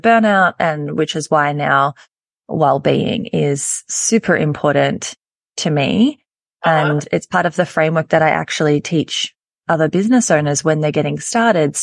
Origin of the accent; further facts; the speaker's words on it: Australia; accent: Australian; You can hear by my accent and by the introduction that I am in Australia